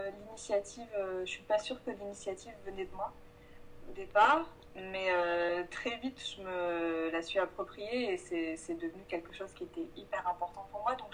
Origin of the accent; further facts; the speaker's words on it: south of France, France; moved away as an adult; now in Paris, France; je viens du sud de la France.